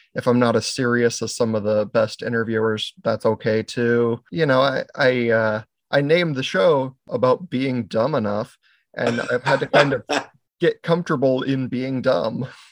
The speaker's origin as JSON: {"language": "English", "area": "Maui", "region": "Hawaii", "country": "United States", "tie": "born or raised there", "also_born_or_lived": "Oregon", "moved": "yes", "lives_now": "Pacific Northwest, United States", "said": "I was born in Oregon, but I was raised in Hawaii"}